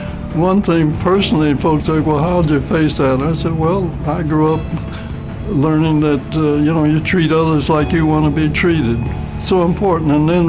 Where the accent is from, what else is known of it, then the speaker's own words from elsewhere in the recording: Cleveland, Ohio, United States; born there; Air Force retired, and originally from, I was born in Cleveland, Ohio in 1919.